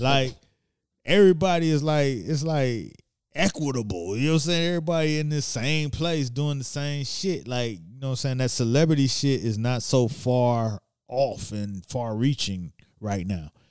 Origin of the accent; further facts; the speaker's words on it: Miami, Florida, United States; now in New York, United States; I'm from Miami